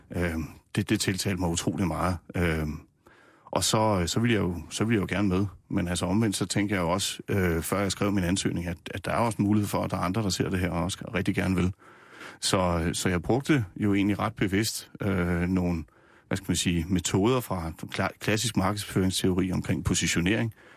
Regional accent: Nysted, Zealand, Denmark; also born or lived in Rødovre; now in Gævninge, Denmark; Jeg er opvokset nede på Lolland i, mm. Nyst, i Nysted. Født i Rødovre oprindeligt og bor nu i Gævninge mellem øh, Roskilde og Holbæk

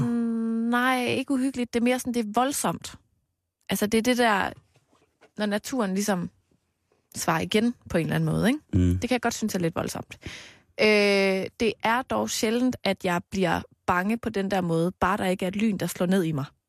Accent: Knebel, Central Denmark Region, Denmark; jeg voksede op i Knebel præstegård

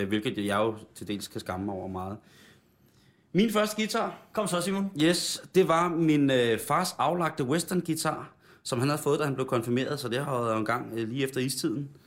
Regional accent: Roskilde, Zealand, Denmark; jeg startede på nylonstrengen i den lokale musikskole Roskilde

